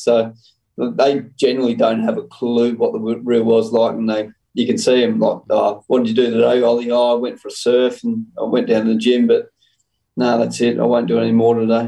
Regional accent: Young, New South Wales, Australia; when I was fifteen, um, I was uh, obviously living out in Young with mum and dad and my brother

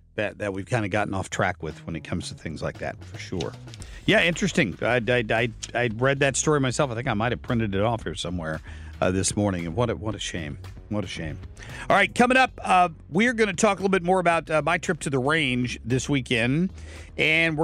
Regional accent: Cincinnati, Ohio, United States; now in St. Louis, United States; I grew up in Cincinnati, and we all loved the Reds and the Bengals

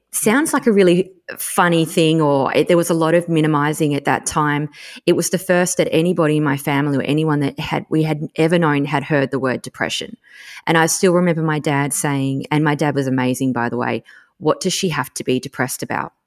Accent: Tasmania, Australia; I grew up in Tassie

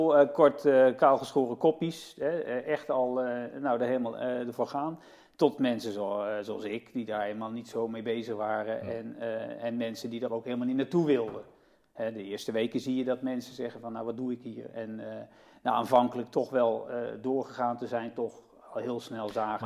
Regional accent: Utrecht, Netherlands; also born or lived in Nijmegen; Ik ben niet geboren in Utrecht, maar wel op mijn derde. In 65 zijn we hier komen wonen

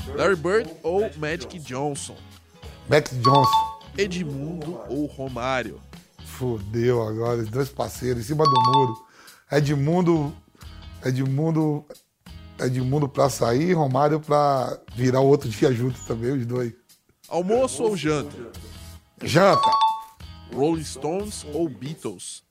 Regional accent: Bahia, Brazil; eu sou baiano

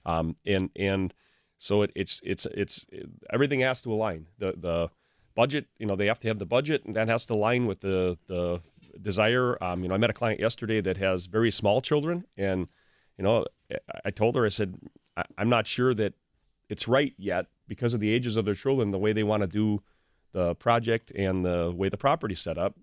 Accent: Pewaukee, Wisconsin, United States; also born or lived in Waukesha; I grew up in the Pewaukee area and, and basically lived in Pewaukee or Waukesha area pretty much my whole life.

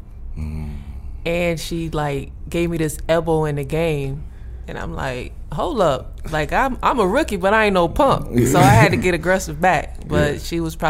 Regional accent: Wilmington, North Carolina, United States; moved away as an adult; now in Las Vegas, United States; I grew up in Wilmington

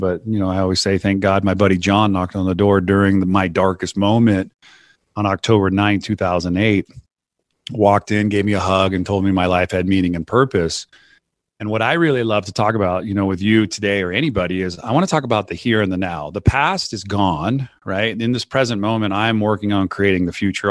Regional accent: Santa Cruz, California, United States; I grew up in Santa Cruz, California

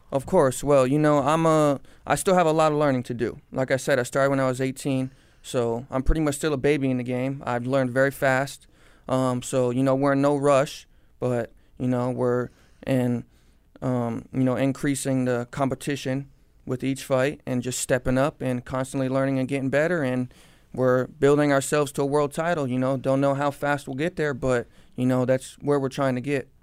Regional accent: Cooper City, Florida, United States; born or raised there

